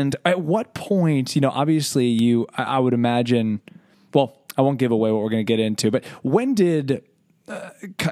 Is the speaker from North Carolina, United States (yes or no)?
no; Philadelphia, Pennsylvania, United States; I grew up in Philadelphia